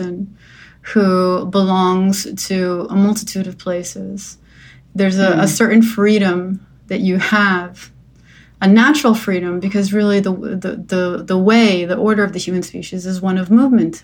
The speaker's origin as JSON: {"language": "English", "region": "New Jersey", "country": "United States", "tie": "born or raised there", "also_born_or_lived": "New York", "moved": "yes", "said": "I grew up in New Jersey"}